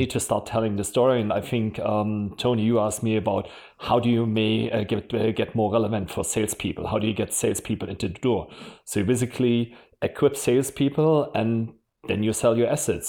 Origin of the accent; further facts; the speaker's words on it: Germany; accent: German; English is a second language; moved away as an adult; also born or lived in Switzerland / London / Mountain View / Japan; You probably can still hear from my accent. I'm German